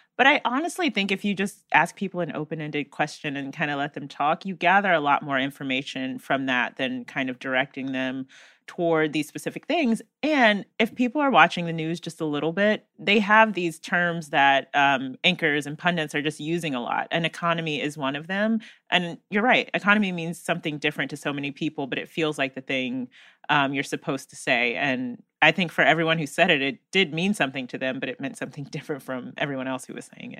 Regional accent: North Carolina, United States; my home state of North Carolina

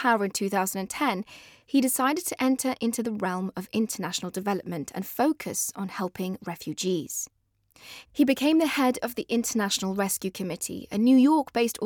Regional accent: London, United Kingdom; also born or lived in Afghanistan; I'm British on accident. I was 7 years old when we arrived at Heathrow Airport

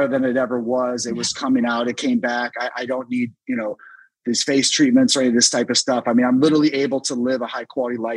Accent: Washington, District of Columbia, United States; my hometown of DC

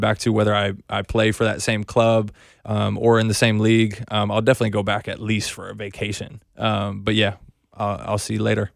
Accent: North Carolina, United States; I grew up in North Carolina, so I grew up a Wake Forest fan

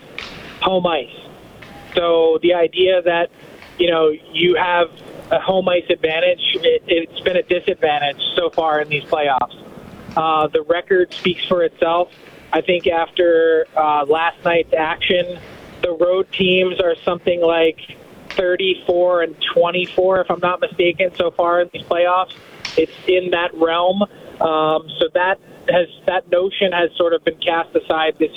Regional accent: Philadelphia, Pennsylvania, United States; I am from Philly

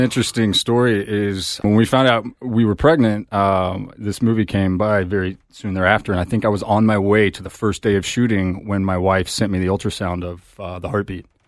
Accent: Texas, United States; now in Los Angeles, United States; I'm from Texas

